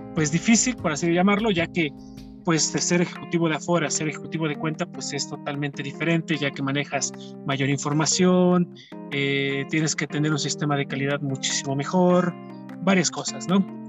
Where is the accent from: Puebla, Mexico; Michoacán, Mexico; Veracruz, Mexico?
Puebla, Mexico; moved away as an adult; also born or lived in Ciudad del Carmen, Campeche; soy originario de la ciudad de Puebla